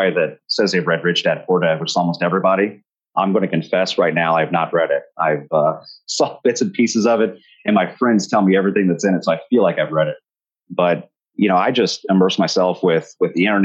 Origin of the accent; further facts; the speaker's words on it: Riverside, Ohio, United States; I grew up in Dayton, Ohio, actually a suburb of Dayton right on the border called Riverside, Ohio